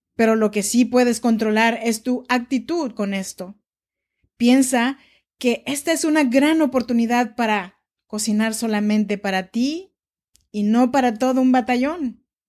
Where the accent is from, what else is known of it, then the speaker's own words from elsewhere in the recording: Oaxaca, Mexico; now in Sacramento, United States; Yo soy nacida en Oaxaca, México, y vivo en Sacramento desde hace ya varios años